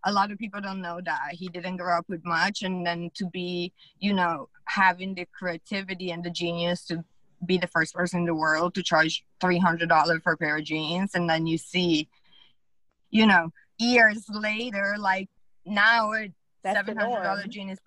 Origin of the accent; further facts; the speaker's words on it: Italy; English is a second language; now in United States; growing up in Italy